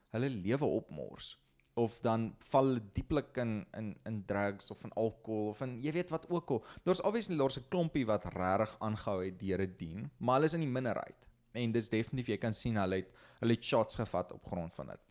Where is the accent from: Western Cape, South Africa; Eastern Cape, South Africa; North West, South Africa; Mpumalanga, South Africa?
North West, South Africa; Potchefstroom; also born or lived in Klerksdorp; Ek kom van Potchef, gebore hierso of nie eintlik gebore hier, ek is gebore in Klerksdorp, maar heel lewe lank in Potchef gebly.